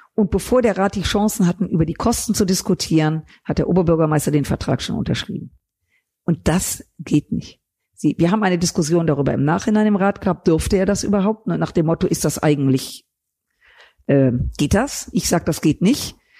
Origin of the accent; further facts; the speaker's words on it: Düsseldorf, North Rhine-Westphalia, Germany; Ich bin in Düsseldorf geboren, aufgewachsen